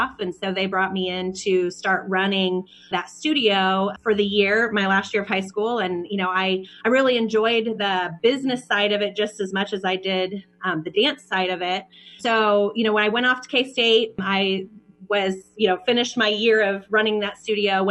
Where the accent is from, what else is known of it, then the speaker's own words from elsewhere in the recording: Kansas, United States; also born or lived in Dallas, Texas; now in Kansas City, United States; So I'm from Kansas. I'm from a small town in Kansas